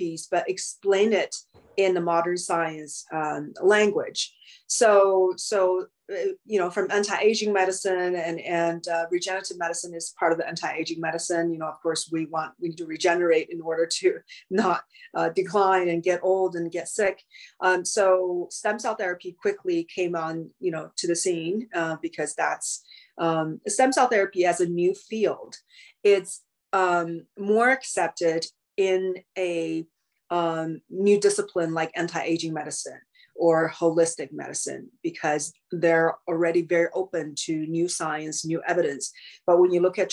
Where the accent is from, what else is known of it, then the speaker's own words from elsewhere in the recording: China; now in Los Angeles, United States; growing up in China